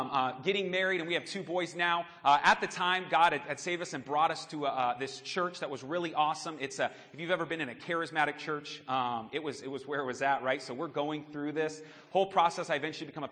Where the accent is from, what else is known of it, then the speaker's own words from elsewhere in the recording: Phoenix, Arizona, United States; also born or lived in Sunnyslope, Arizona; We were born and raised in Phoenix, both my wife and I. I was born in the heart of Phoenix.